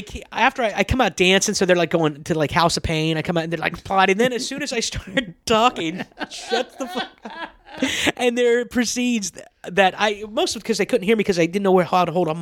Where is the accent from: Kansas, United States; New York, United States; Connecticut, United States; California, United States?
Kansas, United States; moved away; I'm from Kansas